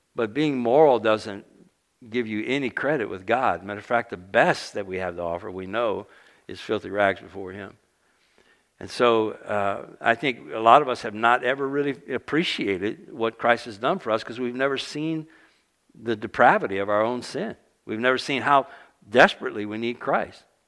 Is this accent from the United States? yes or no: yes; South Louisiana, United States; moved away; I grew up in South Louisiana